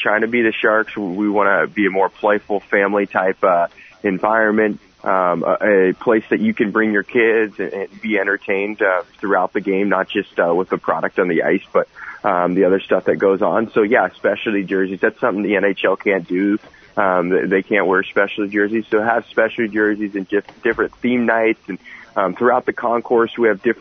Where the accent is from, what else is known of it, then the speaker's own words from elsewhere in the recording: Santa Cruz, California, United States; from Santa Cruz, so kind of a unique situation, not necessarily a hockey hotbed